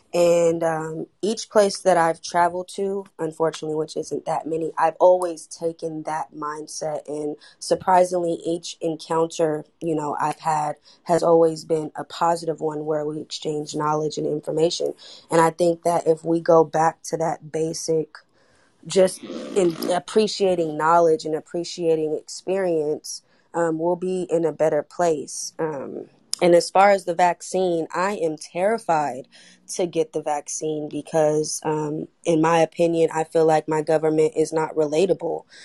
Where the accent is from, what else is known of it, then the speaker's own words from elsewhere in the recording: Oakland, California, United States; I'm from Oakland, California